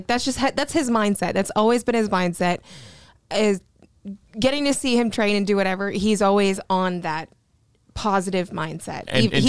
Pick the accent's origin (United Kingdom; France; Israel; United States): United States; Florida; We're both from Florida, born and raised.